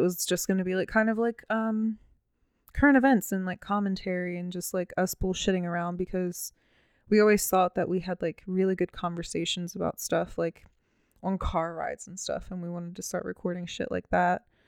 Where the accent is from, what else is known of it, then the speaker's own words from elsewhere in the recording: Baltimore, Maryland, United States; I'm from Baltimore City